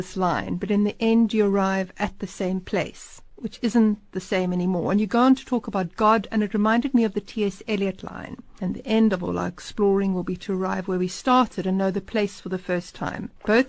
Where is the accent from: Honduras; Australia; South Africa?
South Africa; Pretoria, Gauteng; I was born in Pretoria in 1969 at the HF of Wout Hospital.